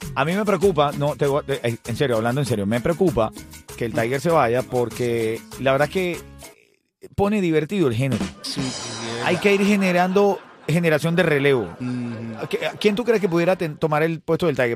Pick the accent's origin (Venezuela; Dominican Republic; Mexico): Venezuela; yo soy un, venezolano enamorado de la idiosincrasia cubana, eh, pero no soy cubano